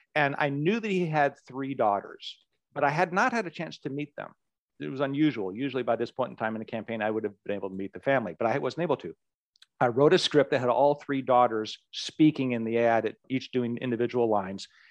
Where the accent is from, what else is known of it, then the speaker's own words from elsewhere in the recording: Anchorage, Alaska, United States; as a young kid growing up in Anchorage, Alaska